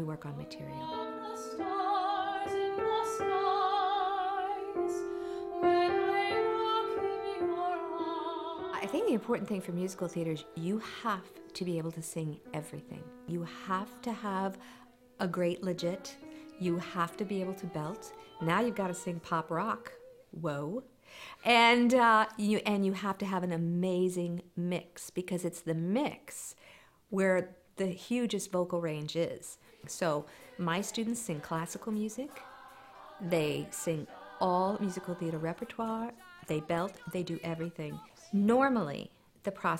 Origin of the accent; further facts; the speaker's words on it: McLean, Virginia, United States; moved away as an adult; also born or lived in Cincinnati, Ohio / New York; I grew up in McLean, Virginia